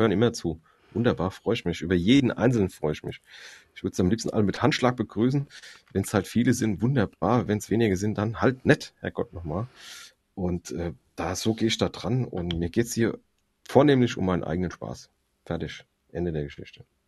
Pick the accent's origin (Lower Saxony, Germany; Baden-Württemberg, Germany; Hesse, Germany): Hesse, Germany; Frankfurt; ich komme erst mal aus Frankfurt, das ist eine multikulturelle Stadt. Ich bin damit aufgewachsen